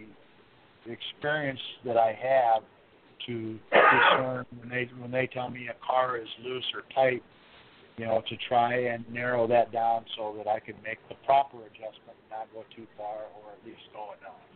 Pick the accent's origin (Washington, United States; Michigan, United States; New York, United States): Michigan, United States; I grew up in Michigan